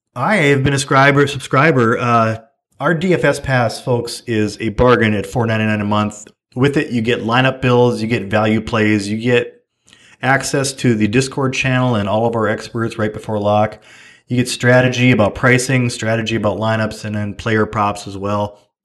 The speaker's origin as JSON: {"language": "English", "town": "Fargo", "region": "North Dakota", "country": "United States", "said": "I was from Fargo"}